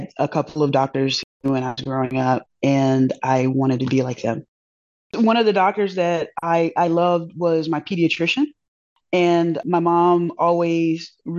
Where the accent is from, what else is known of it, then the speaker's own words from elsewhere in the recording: Augusta, Georgia, United States; also born or lived in Alaska; I'm from Augusta, Georgia, home of the Masters and number one godfather of soul, …